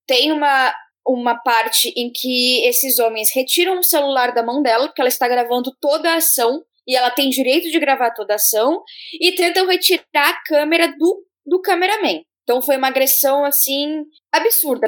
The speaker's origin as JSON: {"language": "Portuguese", "region": "Rio Grande do Sul", "country": "Brazil", "tie": "born or raised there", "also_born_or_lived": "Santa Catarina", "moved": "as an adult", "said": "Nasci no Rio Grande do Sul. Morei 21 anos da minha vida no sul do país, oito deles em Santa Catarina"}